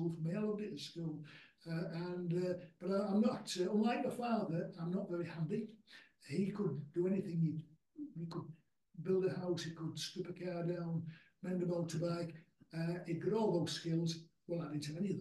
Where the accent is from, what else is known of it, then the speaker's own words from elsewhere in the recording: Castleford, Yorkshire and the Humber, United Kingdom; Born and bred in Castleford